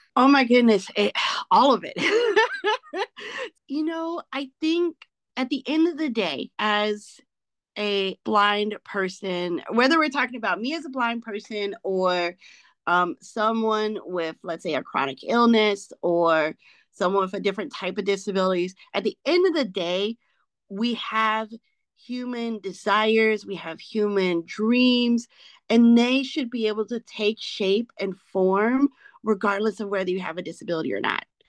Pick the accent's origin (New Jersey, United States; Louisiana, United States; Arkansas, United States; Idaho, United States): Arkansas, United States; moved away as an adult; now in Maryland, United States; I'm an Arkansan, born and raised